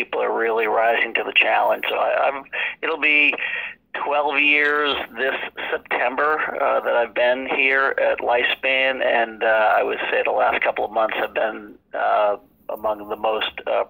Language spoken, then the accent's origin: English; Fitchburg, Massachusetts, United States; Fitchburg, Massachusetts. Last of seven kids.